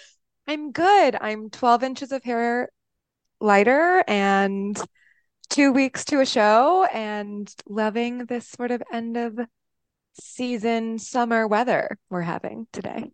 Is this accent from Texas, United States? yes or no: yes; Austin, Texas, United States; also born or lived in upstate New York; now in Chicago, United States; I am from Austin, Texas, via upstate New York. Um, so, and I'm currently in Chicago